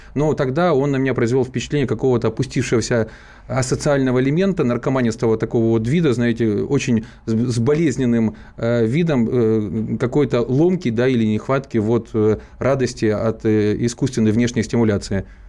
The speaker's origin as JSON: {"language": "Russian", "town": "Zaporizhzhia", "region": "Zaporizhzhia Oblast", "country": "Ukraine", "tie": "born or raised there", "moved": "as an adult", "said": "в моем родном Запорожье, это мой родной город, я там родился и прожил до переворота практически всю э, сознательную"}